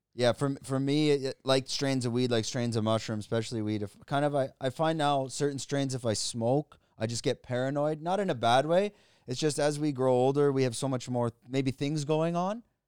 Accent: Canada; moved away as an adult; now in Thailand; I'm Canadian

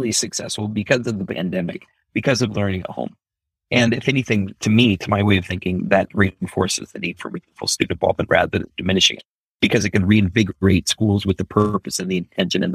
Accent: Omaha, Nebraska, United States; When we finally got landed, it was in Omaha, Nebraska. I ended up growing up in North Omaha, Nebraska

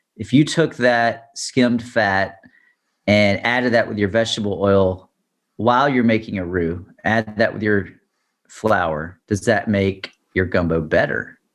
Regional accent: Baton Rouge, Louisiana, United States; I'm from Baton Rouge

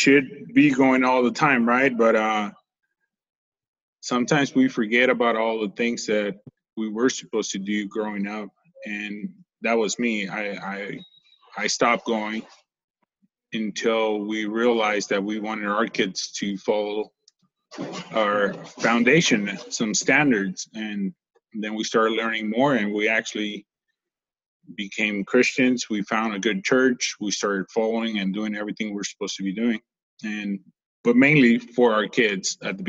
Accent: Guadalajara, Jalisco, Mexico; also born or lived in California; now in Tennessee, United States; I was born and raised in Mexico.

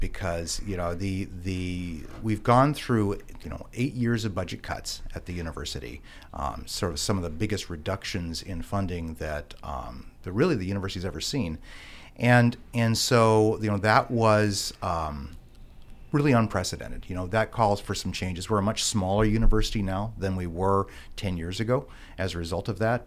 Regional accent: Juneau, Alaska, United States; I grew up here in Juneau

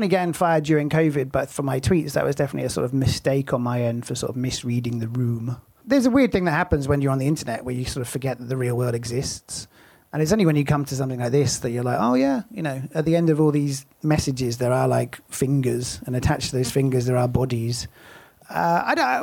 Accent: United Kingdom; now in United States; I think I'm sort of more American now than I am British.

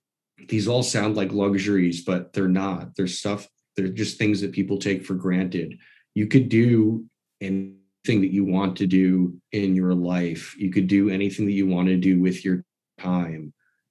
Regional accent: New York, United States; born there; And I was born in New York

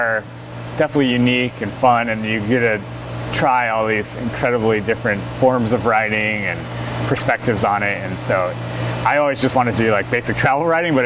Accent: Colorado, United States; moved away as an adult; now in Oregon, United States; I'm from Colorado

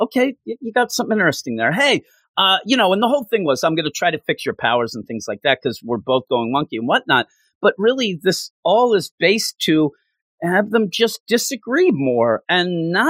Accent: Philadelphia, Pennsylvania, United States; I'm from the Philadelphia area

